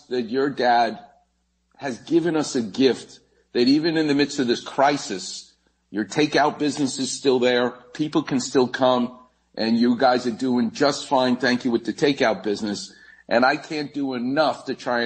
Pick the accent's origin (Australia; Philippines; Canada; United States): United States; New York; growing up in New York